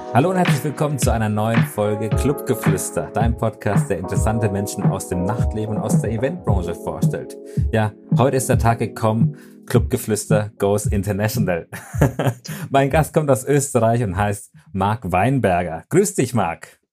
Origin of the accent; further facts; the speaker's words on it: Germany; bei uns in Deutschland